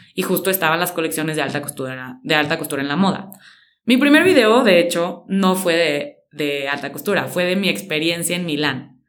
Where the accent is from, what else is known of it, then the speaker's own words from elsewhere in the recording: San Luis Potosí, Mexico; soy de San Luis Potosí